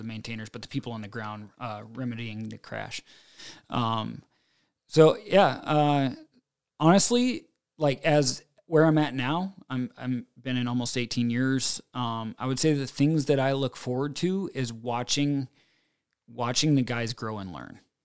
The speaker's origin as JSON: {"language": "English", "country": "United States", "tie": "born or raised there", "said": "I grew up in Farmville, U S A, and I'm, like, pretty mechanically inclined."}